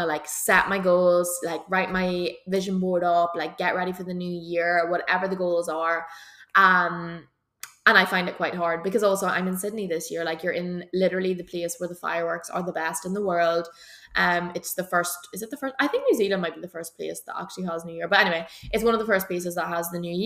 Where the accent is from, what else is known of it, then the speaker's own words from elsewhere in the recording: Belcoo, Northern Ireland, United Kingdom; we're from Belco